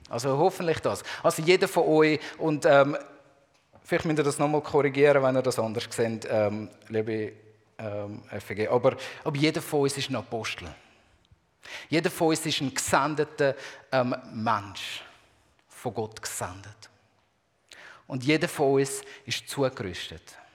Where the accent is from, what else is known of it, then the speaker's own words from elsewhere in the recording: Zurich, Switzerland; now in Basel, Switzerland; ich bin ja in der Zwischenzeit schon mehr Basler als, ähm, als Zürcher.